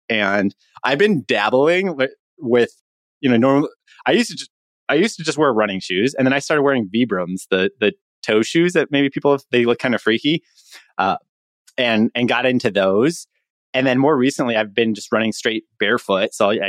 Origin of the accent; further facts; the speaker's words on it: Chicago, Illinois, United States; My background is I'm from Chicago originally.